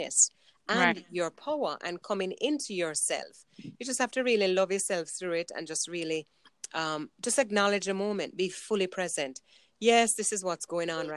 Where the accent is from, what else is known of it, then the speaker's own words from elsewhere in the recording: New York City, New York, United States; I grew up in Brooklyn. I grew up in New York.